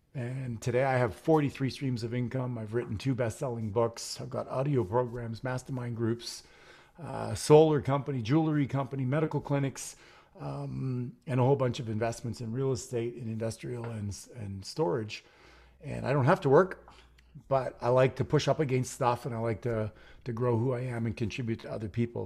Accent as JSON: {"language": "English", "town": "Montreal", "region": "Quebec", "country": "Canada", "tie": "born or raised there", "moved": "yes", "lives_now": "Phoenix, United States", "said": "I'm a Canadian also living in Phoenix right now. I grew up in Montreal, Canada"}